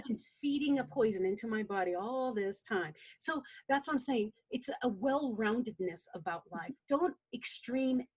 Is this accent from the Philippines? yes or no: yes; Philippines; I'm a Filipina. We like rice.